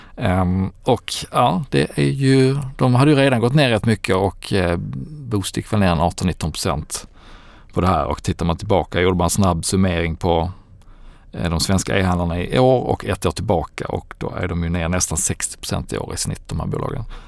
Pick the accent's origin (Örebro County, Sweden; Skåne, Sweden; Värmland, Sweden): Skåne, Sweden; Landskrona; Landskrona, min hemstad